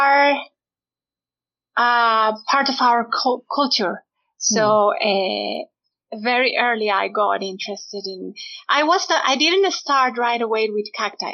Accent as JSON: {"language": "English", "region": "Mexico City", "country": "Mexico", "tie": "born or raised there", "said": "I am Mexican. I was born and raised in Mexico City"}